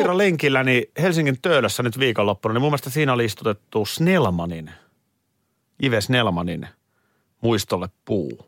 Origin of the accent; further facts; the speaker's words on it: Nurmijärvi, Uusimaa, Finland; Kun mä olin lapsi, meillä oli Nurmijärvellä